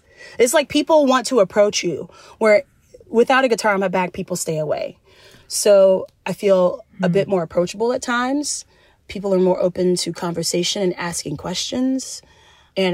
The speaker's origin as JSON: {"language": "English", "region": "the South", "country": "United States", "tie": "born or raised there", "said": "I grew up in the South, so I'm also a very kind Southern woman"}